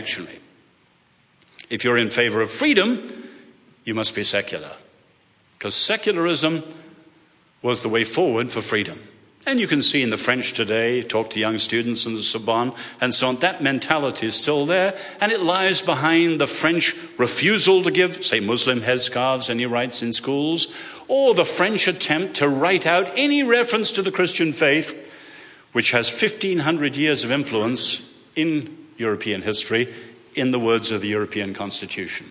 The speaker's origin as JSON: {"language": "English", "region": "England", "country": "United Kingdom", "accent": "English", "moved": "yes", "said": "I'm an Englishman"}